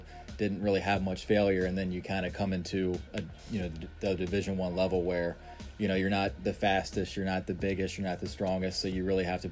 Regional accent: Frederick, Maryland, United States; also born or lived in West Virginia; pretty much been in Frederick, Maryland my whole life

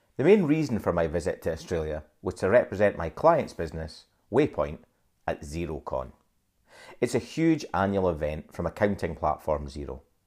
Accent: Dundee, Scotland, United Kingdom; I was born in Dundee

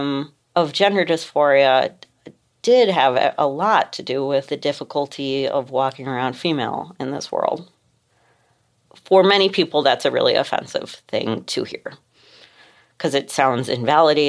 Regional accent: Cleveland, Ohio, United States; I grew up in Cleveland, like the daughter of like a community organizer.

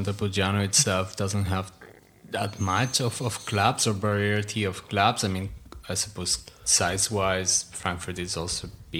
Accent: near Barcelona, Catalonia, Spain; English is a second language; moved away as an adult; now in Germany; I'm not from Barcelona itself

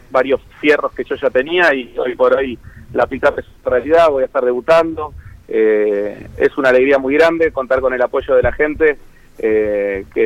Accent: Pilar, Buenos Aires Province, Argentina; Yo soy de Pilar y bueno, tengo la suerte de, haber vivido por ahí toda la etapa de construcción

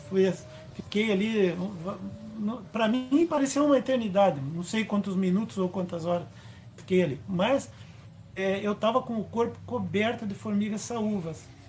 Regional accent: Curitiba, Paraná, Brazil; eu sou de Curitiba, tenho 55 anos

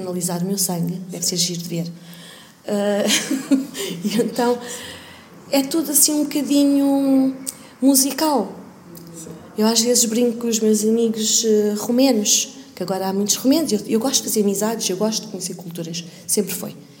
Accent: Lisbon, Portugal; Nasci e cresci em Portugal

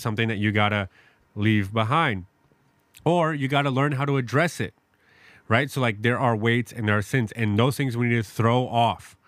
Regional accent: New York City, New York, United States; now in Madison, United States; I grew up in New York City

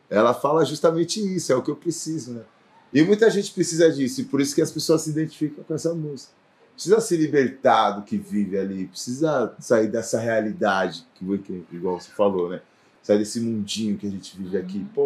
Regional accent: São Paulo, Brazil; Sou do Elisa Maria, Brasilândia, Brasilândia.

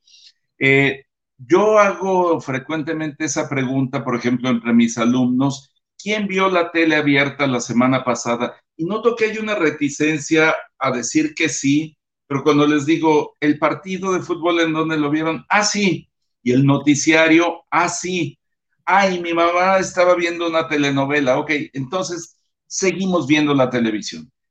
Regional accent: Mexico; como mexicanos

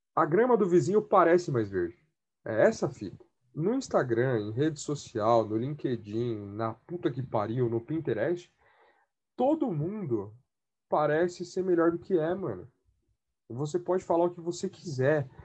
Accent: Brazil; eu sou da Coab 5

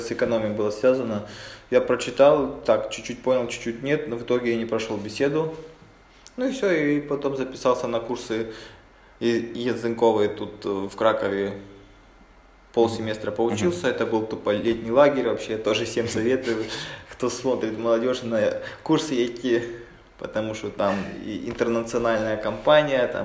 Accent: Mariupol, Donetsk Oblast, Ukraine; moved away as an adult; now in Kraków, Poland; Я сам из Украины, из Мариуполя

